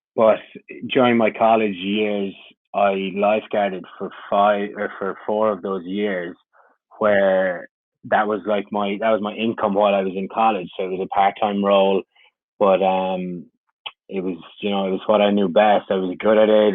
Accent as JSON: {"language": "English", "country": "Ireland", "moved": "as an adult", "said": "I came from Ireland. I had just finished my degree"}